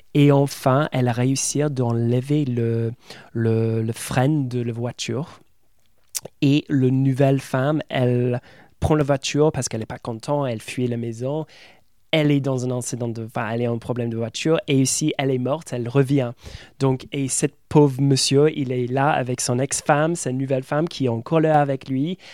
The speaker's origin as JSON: {"language": "French", "region": "England", "country": "United Kingdom", "second_language": "French", "moved": "as an adult", "lives_now": "France", "said": "Dès que j'ouvre mon bouche, ils savent que je suis anglais"}